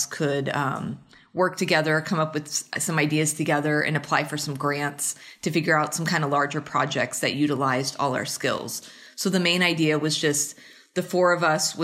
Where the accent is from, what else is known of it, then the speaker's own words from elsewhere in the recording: Plano, Texas, United States; moved away as an adult; also born or lived in Kansas City / Massachusetts / Ohio / Cincinnati; now in Arizona, United States; I grew up in Plano, Texas, which is a suburb of Dallas, Texas